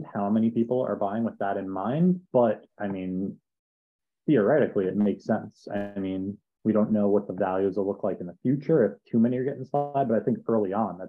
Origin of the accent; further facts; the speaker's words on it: New York, United States; I grew up in New York